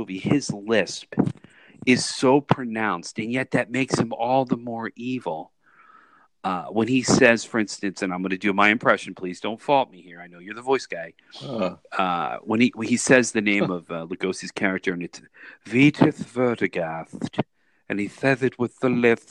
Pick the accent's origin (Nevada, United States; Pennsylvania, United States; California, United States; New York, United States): Pennsylvania, United States; Philadelphia; where we grew up in Philadelphia.